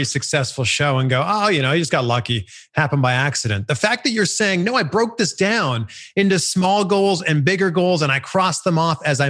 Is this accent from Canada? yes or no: yes; Canada; moved away; I live in a different country now. You know, I'm originally from Canada.